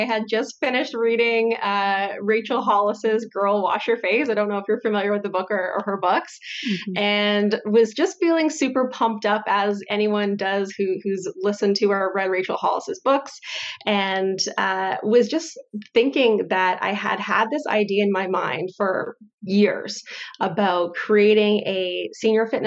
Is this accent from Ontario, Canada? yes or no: yes; Windsor, Ontario, Canada; moved away as an adult; also born or lived in Calgary; I grew up in the Windsor Essex area